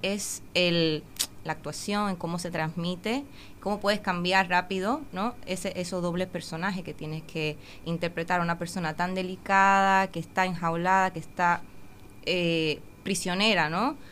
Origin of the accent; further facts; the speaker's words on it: Dominican Republic; moved away as an adult; also born or lived in Cincinnati, Ohio, United States / Sibiu, Romania; now in Uruguay; a vivir allí cuando tenía ocho meses de edad. Entonces ah. me crié toda la vida y entonces me siento dominicana